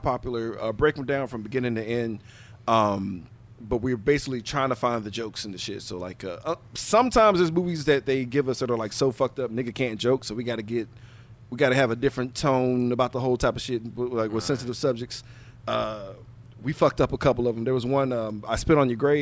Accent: Houston, Texas, United States; I'm from Houston

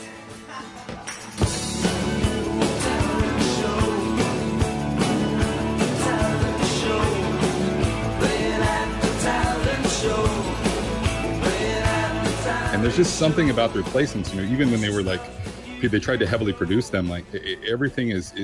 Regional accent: Bend, Oregon, United States; I grew up in Bend, Oregon, 4 hours outside of Portland, Oregon.

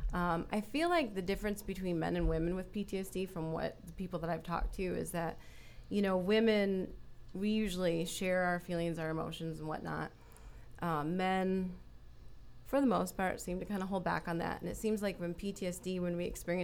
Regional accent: Flint, Michigan, United States; moved away as an adult; now in Florida, United States; I grew up in Flint, Michigan

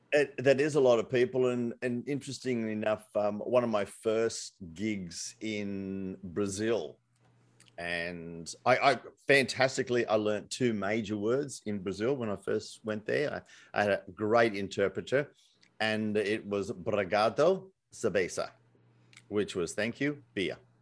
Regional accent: Australia; I'm Australian

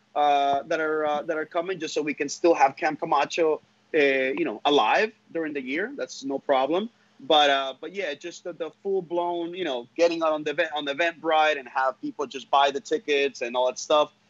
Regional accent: Honduras; now in United States; I am from Honduras. My my family lives over there

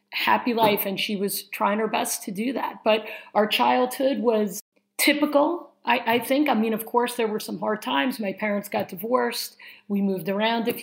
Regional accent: Syosset, New York, United States; we grew up in Syosset, Long Island, which is in New York

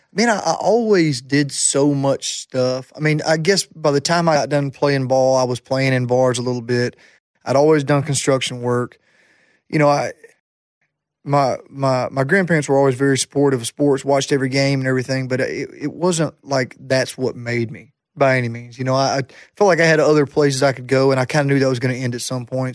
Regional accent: Jacksonville, Alabama, United States; Jacksonville State University was my hometown college.

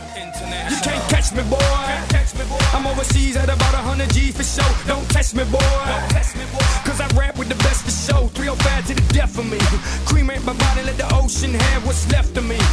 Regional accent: Taiwan; 对，所以我们台湾人是很包容的。

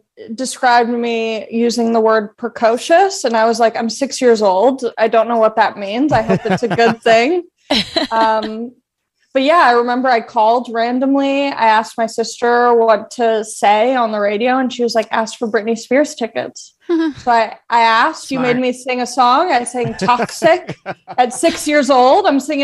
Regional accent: Long Beach, California, United States; Everyone always asks me where I'm from, and I'm like, I'm from Long Beach. And they're like, we thought you were from like the Midwest or something.

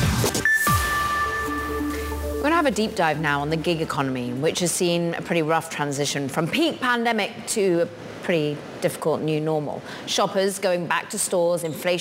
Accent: United Kingdom; moved away; I'm a Brit

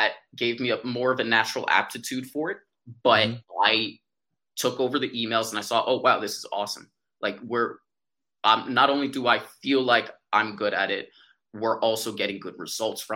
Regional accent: New York City, New York, United States; I'm from New York City

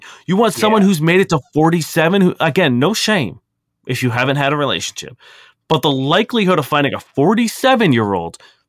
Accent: London, United Kingdom; I'm born and from London.

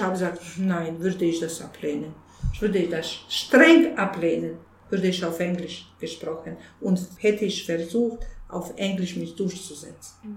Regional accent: Bosnia & Herzegovina; German is a second language; now in Munich, Germany; bei uns in Bosnien

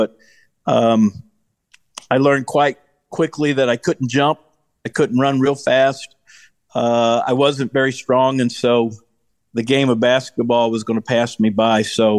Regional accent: Atlanta, Georgia, United States; I was born and raised in Atlanta. I was born in right downtown Atlanta, Georgia, and grew up in the outskirts of Atlanta.

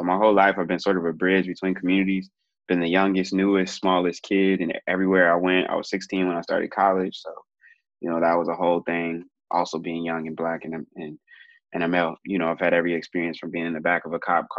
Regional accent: Oakland, California, United States; also born or lived in Santa Barbara / Atlanta / Mississippi / South Africa; I am originally from California, born in Santa Barbara, raised in East Oakland, but I also moved a ton, went to 13 different schools growing up.

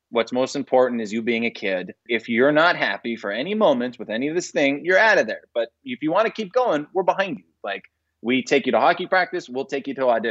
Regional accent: Arizona, United States; moved away; I was just a normal kid from Arizona who played ice hockey, believe it or not, in the desert

